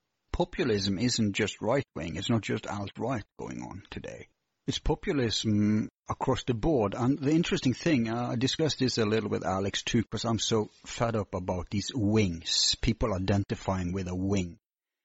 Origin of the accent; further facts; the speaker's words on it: Bergen, Vestland, Norway; my hometown, Bergen